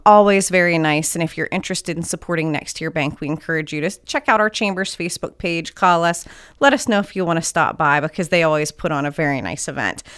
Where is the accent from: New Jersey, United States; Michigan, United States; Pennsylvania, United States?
Pennsylvania, United States; Falls Creek; I'm from Falls Creek